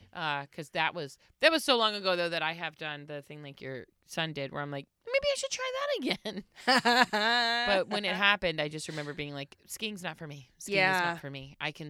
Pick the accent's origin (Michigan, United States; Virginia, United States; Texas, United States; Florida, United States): Florida, United States; moved away as an adult; also born or lived in New York; I grew up in Florida.